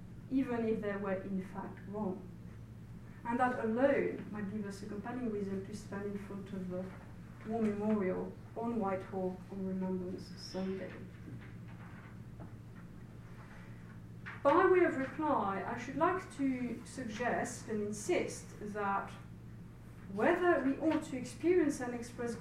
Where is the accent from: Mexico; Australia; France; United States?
France; accent: French; English is a second language; now in United Kingdom; I'm very aware of my French accent